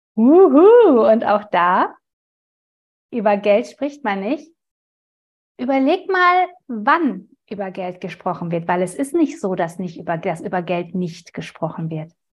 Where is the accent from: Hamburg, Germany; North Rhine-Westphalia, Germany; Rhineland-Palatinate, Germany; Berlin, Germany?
North Rhine-Westphalia, Germany; Ruhr area; kommen wir aus dem Ruhrgebiet